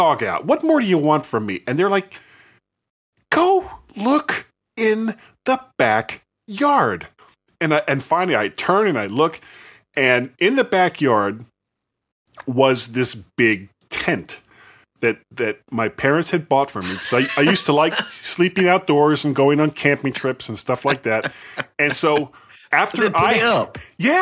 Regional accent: Fort Lauderdale, Florida, United States; When I was a kid, growing up in Fort Lauderdale

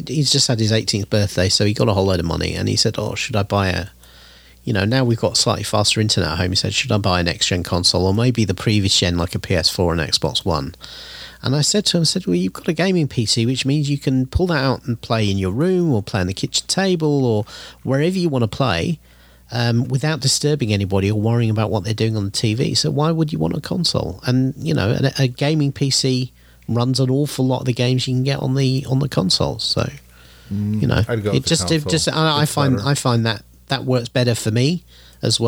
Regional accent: England, United Kingdom; being English

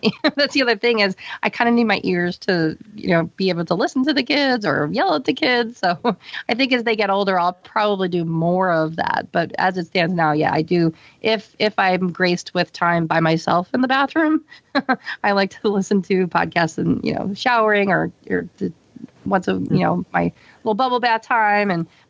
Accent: Pennsylvania, United States; I'm from Pennsylvania.

